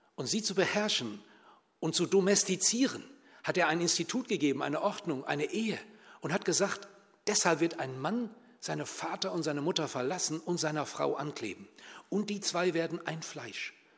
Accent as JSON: {"language": "German", "country": "Germany", "said": "bei uns in Deutschland"}